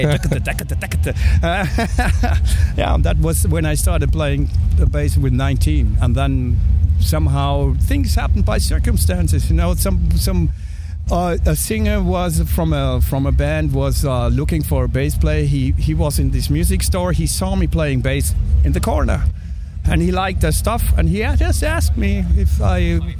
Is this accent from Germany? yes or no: yes; Germany; moved away as an adult; also born or lived in Hamburg, Germany; now in Mexico; I'm from Germany, but I live now since 4 years. I live in Mexico.